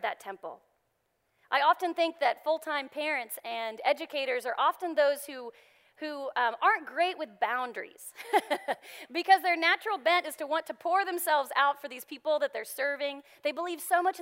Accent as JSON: {"language": "English", "region": "Texas", "country": "United States", "moved": "yes", "said": "I'm from Texas, and you may have heard that a little bit every now and then"}